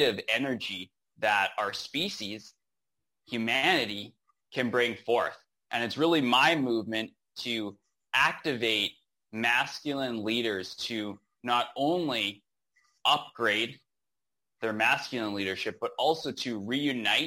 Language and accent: English; Rocky Mountains, Western Canada, Canada; moved away as an adult; now in Nicaragua; So I'm born and raised in Western Canada in the Rocky Mountains is where I grew up.